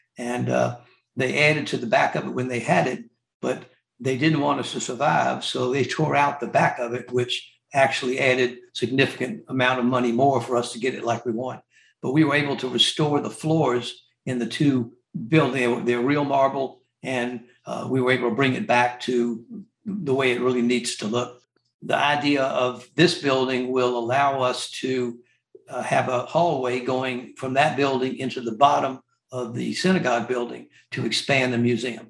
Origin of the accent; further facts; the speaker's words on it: Mobile, Alabama, United States; now in Augusta, United States; I grew up in Mobile, Alabama